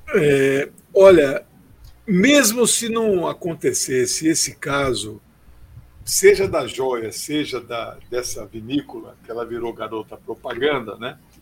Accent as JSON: {"language": "Portuguese", "town": "Corumbá", "region": "Mato Grosso do Sul", "country": "Brazil", "tie": "born or raised there", "said": "minha terra, Mato Grosso, Corumbá."}